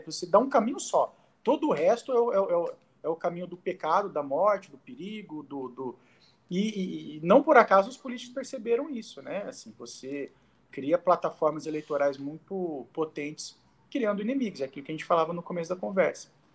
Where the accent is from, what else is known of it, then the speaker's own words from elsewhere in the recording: Araraquara, São Paulo, Brazil; na cidade onde eu nasci, em Araraquara